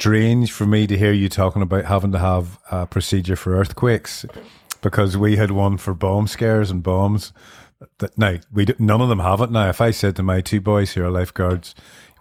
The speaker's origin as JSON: {"language": "English", "region": "Northern Ireland", "country": "United Kingdom", "tie": "born or raised there", "also_born_or_lived": "Scotland", "moved": "as an adult"}